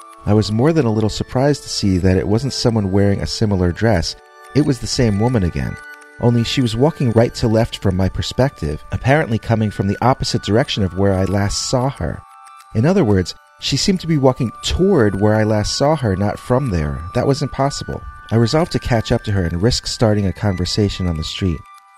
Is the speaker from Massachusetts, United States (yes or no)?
no; Manhattan, New York, United States; now in Long Island, United States; I grew up in Manhattan, and we only moved out here last year. My parents loved their giant new house, but I didn't mind being a little cramped when we lived on the Upper West Side.